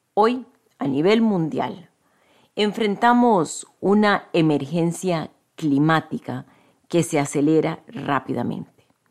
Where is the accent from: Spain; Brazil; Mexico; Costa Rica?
Costa Rica; Yo soy de Costa Rica, un país conocido por nuestro profundo compromiso con la paz